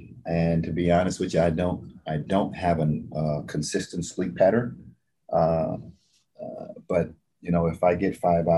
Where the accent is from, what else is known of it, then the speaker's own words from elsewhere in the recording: the South, United States; I'm from the South, so I would, instead of favorite food, can I give you a cuisine?